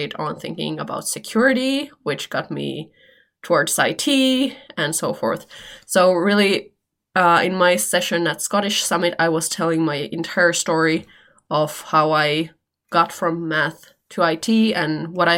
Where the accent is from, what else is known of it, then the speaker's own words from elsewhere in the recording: Helsinki, Uusimaa, Finland; English is a second language; from Finland. I live in Helsinki, Finland